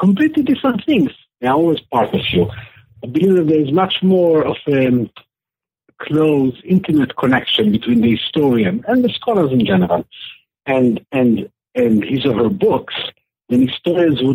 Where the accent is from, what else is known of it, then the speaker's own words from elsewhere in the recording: Jerusalem, Jerusalem District, Israel; moved away as an adult; also born or lived in Berkeley, United States; I grew up in Jerusalem in the 1960s and 70s